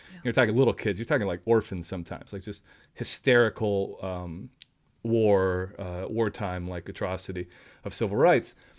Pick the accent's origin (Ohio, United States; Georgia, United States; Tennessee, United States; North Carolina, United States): Tennessee, United States; Nashville; moved away; I grew up in Nashville, Tennessee, so I was around music all the time.